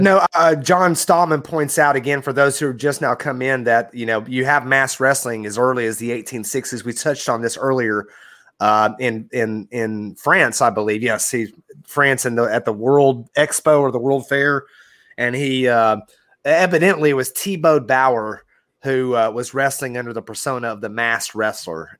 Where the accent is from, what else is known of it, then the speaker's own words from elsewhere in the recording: Georgia, United States; growing up in Georgia in the Carolina area